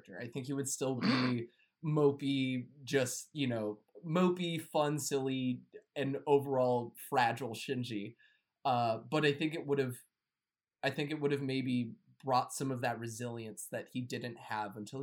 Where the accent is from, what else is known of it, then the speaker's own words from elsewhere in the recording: United States; I'm American